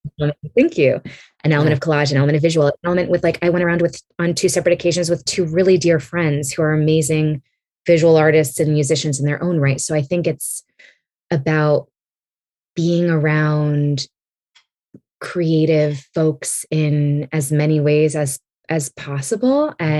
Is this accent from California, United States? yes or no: yes; California, United States; born there; I was born on the West Coast. I was born in California